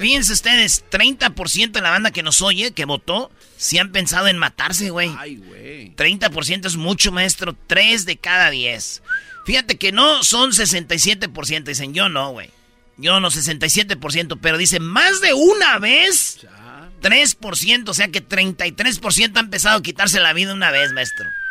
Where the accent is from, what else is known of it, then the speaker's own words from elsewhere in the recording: Michoacán, Mexico; en Michoacán somos buenos todos